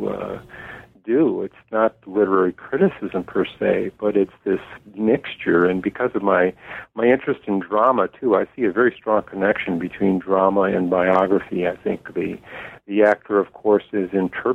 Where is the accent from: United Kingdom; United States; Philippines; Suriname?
United States; Detroit, Michigan; also born or lived in Toronto; I grew up in Detroit, Michigan